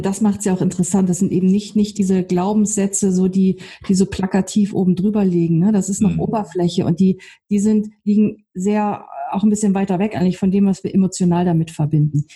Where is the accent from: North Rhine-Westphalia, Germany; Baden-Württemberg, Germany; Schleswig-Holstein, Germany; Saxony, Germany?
Schleswig-Holstein, Germany; on the edge of Hamburg; moved away; ich komm aus Schleswig-Holstein, also am Rand von Hamburg aufgewachsen